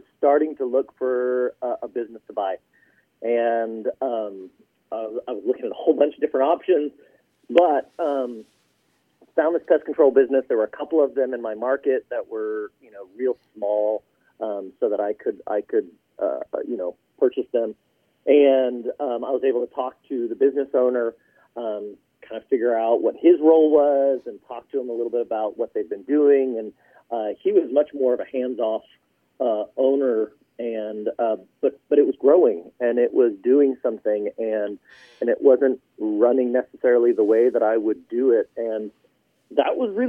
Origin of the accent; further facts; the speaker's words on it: Houston, Texas, United States; moved away as an adult; also born or lived in Utah / Colorado; I grew up in Houston, but I went to school at BYU